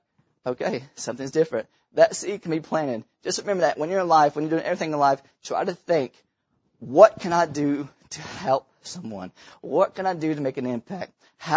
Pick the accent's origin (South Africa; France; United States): United States; Tennessee; I was born in Tennessee